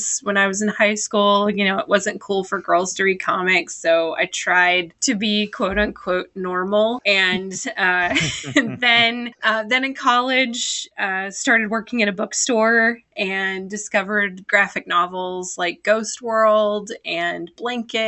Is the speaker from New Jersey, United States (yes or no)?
no; Tennessee, United States; moved away as an adult; now in Indiana, United States; I grew up all over Tennessee pretty much my whole life, and then moved a couple of years ago to Indiana